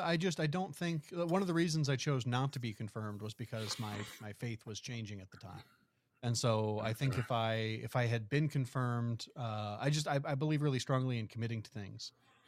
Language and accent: English; Chicago, Illinois, United States; I know what quote unquote beautiful winters look like. I'm from the Chicago area.